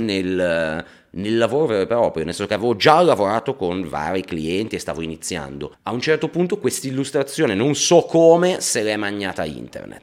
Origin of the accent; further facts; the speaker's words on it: Liguria, Italy; io da Ligure